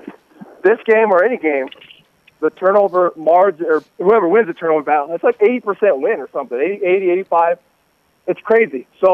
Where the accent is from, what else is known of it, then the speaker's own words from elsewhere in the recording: Salt Lake City, Utah, United States; growing up in Salt Lake